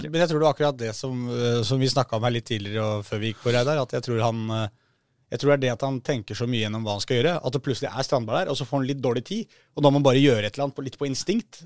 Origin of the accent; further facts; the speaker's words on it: Oslo, Norway; som nordmenn og som eh, folk fra Oslo